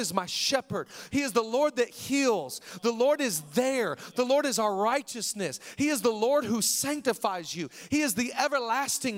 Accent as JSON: {"language": "English", "region": "Washington", "country": "United States", "tie": "born or raised there", "moved": "yes", "lives_now": "Los Angeles, United States", "said": "I grew up in Washington"}